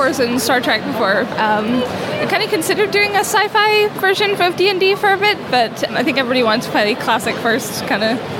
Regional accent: Aberdeen, Scotland, United Kingdom; We're from Aberdeen, northeast of Scotland.

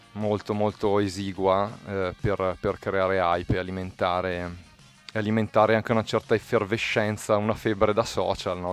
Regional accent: Bergamo area, Lombardy, Italy; dalle nostre parti, cioè in Bergamasca

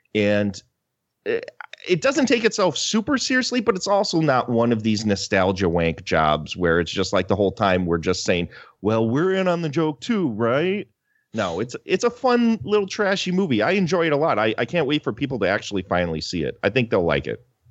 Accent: Wisconsin, United States; I'm from Wisconsin

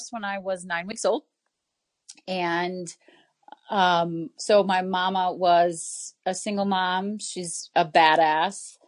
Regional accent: Indianapolis, Indiana, United States; now in Chicago, United States; I grew up in Indianapolis, Indiana

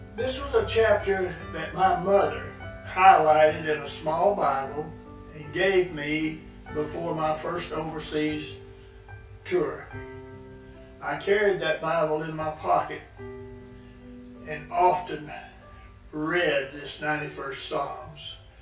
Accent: Linden, Texas, United States; I was born in Linden, Texas

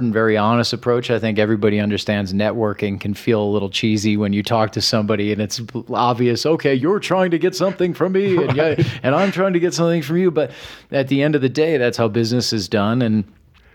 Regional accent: Midwest, United States; growing up in the Midwest

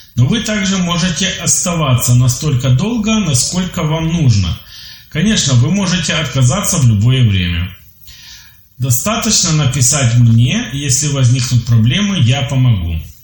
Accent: Ukraine; я из Украины, мне 29 лет

